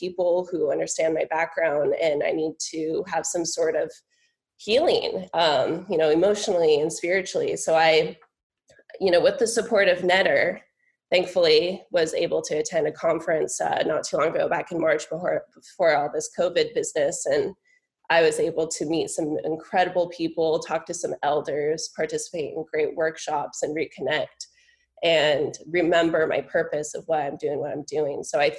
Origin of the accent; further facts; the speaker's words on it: California, United States; moved away as an adult; now in Connecticut, United States; growing up in California, there's many more natives, many more tribes.